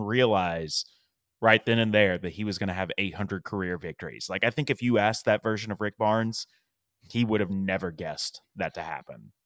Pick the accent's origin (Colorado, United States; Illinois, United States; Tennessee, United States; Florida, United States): Tennessee, United States; East; moved away as an adult; now in Nashville, United States; I grew up in East Tennessee